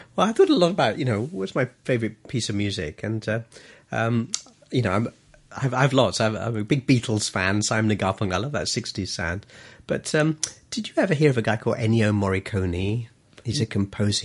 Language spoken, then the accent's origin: English; Colombo, Western Province, Sri Lanka; also born or lived in England; now in Hong Kong; I was, uh, born in, uh, a place called Colombo, Sri Lanka.